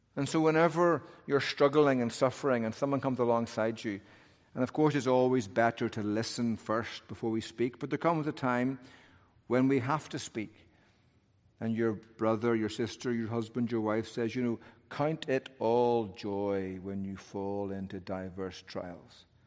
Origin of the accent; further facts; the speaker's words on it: Northern Ireland, United Kingdom; I'm from Northern Ireland